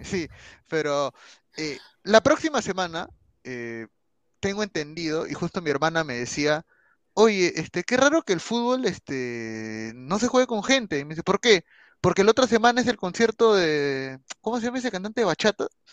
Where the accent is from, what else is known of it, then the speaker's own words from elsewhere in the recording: Peru; me priorizo primero como peruano